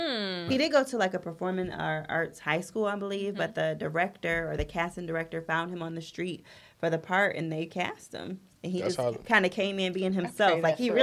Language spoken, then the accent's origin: English; Detroit, Michigan, United States; I'm from Detroit.